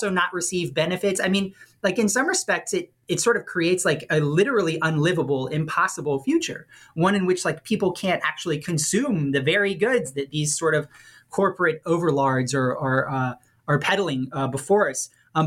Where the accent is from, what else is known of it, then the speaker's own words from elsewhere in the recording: New Orleans, Louisiana, United States; I'm from New Orleans